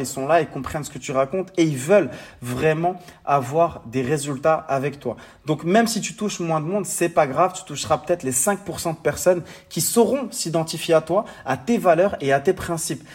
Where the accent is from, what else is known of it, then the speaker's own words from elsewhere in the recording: Morocco; mon pays natal, le Maroc